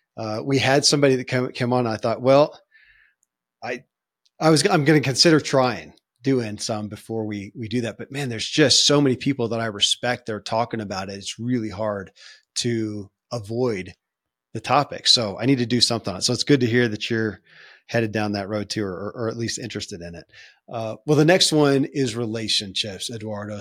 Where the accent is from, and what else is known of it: Kentucky, United States; born or raised there